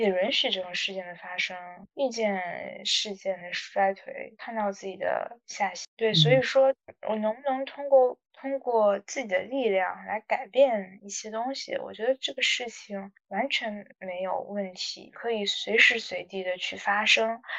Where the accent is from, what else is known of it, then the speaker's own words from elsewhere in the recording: North China, China; 我也很很喜欢我的家乡。就是华北电子荒原十八线小城啊